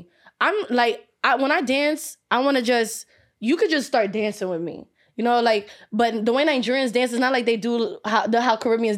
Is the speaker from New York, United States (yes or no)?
yes; Brooklyn, New York, United States; I'm a New York girl. And I know how y'all are. I'm from Brooklyn